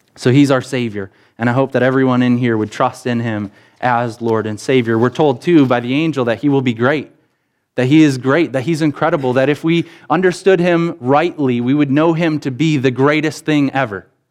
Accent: Rockton, Illinois, United States; grew up in Rockton, Illinois, and that meant that we, my brothers and I, we went to Sherlyn School

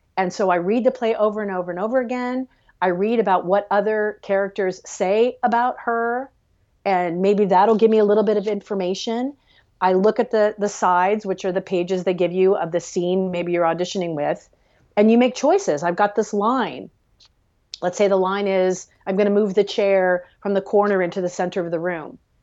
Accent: Los Angeles, California, United States; also born or lived in Maryland; growing up in Los Angeles in the eighties and the nineties and, and the early two thousands

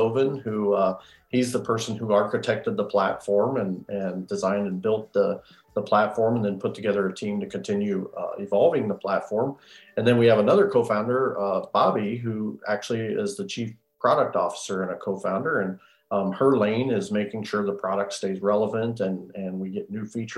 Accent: Iowa, United States; I'm from Iowa

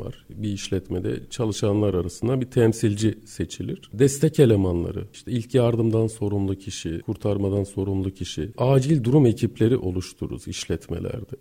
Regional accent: Gaziantep, Turkey; moved away as an adult; Orada doğdum, büyüdüm. Lise hayatımın sonuna kadar e, Gaziantep'teydim.

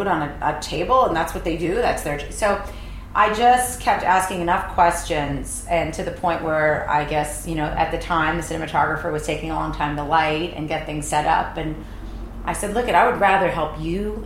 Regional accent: northeastern Pennsylvania, United States; also born or lived in East Coast; now in California, United States; I'm from Philadelphia, Pennsylvania region, northeastern Pennsylvania

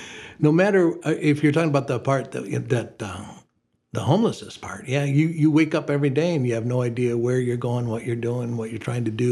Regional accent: Perrysburg, Ohio, United States; now in Toledo, United States; Perrysburg, Ohio.

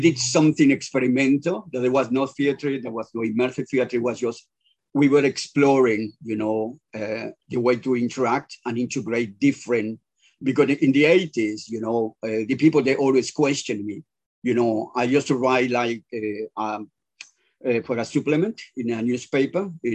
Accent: Yucatán Peninsula, Mexico; moved away; I'm from Mexico. I'm from the Yucatan Peninsula, the south of Mexico, close to the Caribbean

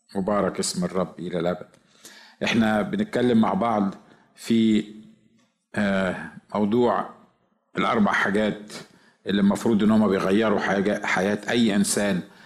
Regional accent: Egypt; احنا عندنا في مصر

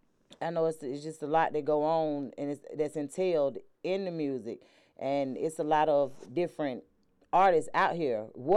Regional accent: Atlanta, Georgia, United States; I'm from Atlanta, right?

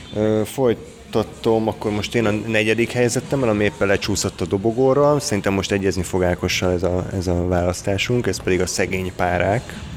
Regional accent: Hungary; magyarok vagyunk

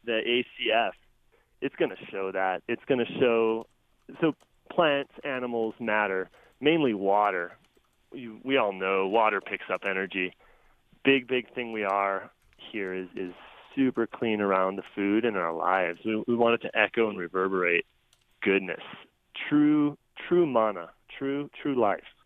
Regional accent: Illinois, United States; moved away; I grew up in Illinois, mid-state, uh, super soybean and corn country

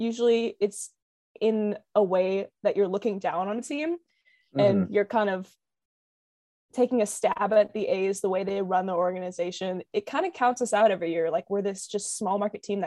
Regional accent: West Coast, United States; I'm from the West Coast

